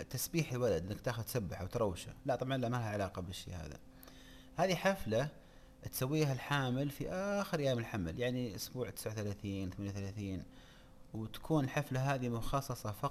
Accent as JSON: {"language": "Arabic", "country": "Saudi Arabia", "said": "ليت عندنا في السعوديه وحده نبغى نسوي قريه بدون رجال"}